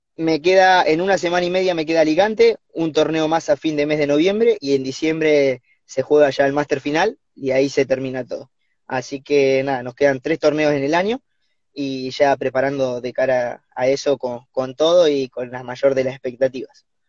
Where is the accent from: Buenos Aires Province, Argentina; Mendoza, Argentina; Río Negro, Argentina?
Buenos Aires Province, Argentina; Olavarría; moved away; somos de Olavarría, Bolívar, y Cruz del Eje